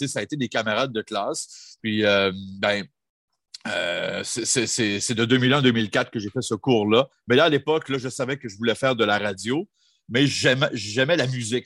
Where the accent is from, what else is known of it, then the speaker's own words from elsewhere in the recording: Jonquière, Quebec, Canada; moved away; art et technologie des médias à Jonquière. Ça tombe bien, c'était dans mon bled, je n'avais pas besoin de, m'expatrier